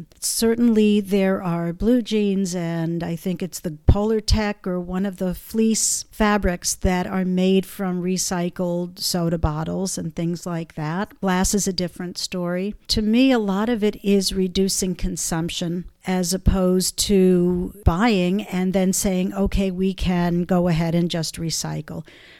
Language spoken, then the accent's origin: English; Connecticut, United States; And I came from Connecticut, where we had single stream recycling.